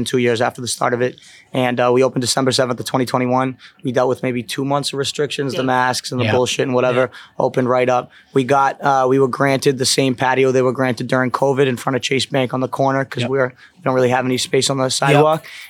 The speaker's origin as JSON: {"language": "English", "area": "south of Boston", "region": "Massachusetts", "country": "United States", "tie": "born or raised there", "said": "I'm not from Boston, but I'm from Massachusetts, and I grew up south of the city"}